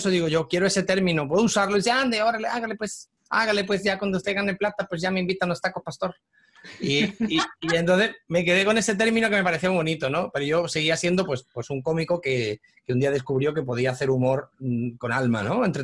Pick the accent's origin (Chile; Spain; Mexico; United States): Mexico; Yo soy de México